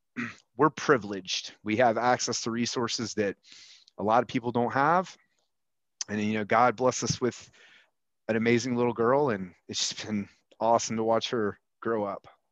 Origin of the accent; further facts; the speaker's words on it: Huntsville, Alabama, United States; I grew up with you in Huntsville, Alabama